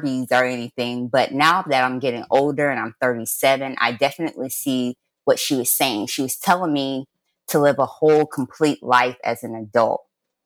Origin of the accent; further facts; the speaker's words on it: Jacksonville, Florida, United States; I was born and raised in Jacksonville, Florida